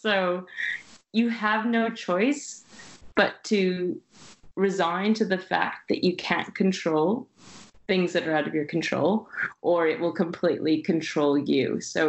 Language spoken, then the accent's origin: English; France; now in Shanghai, China; I'm from France, but you know, Shanghai.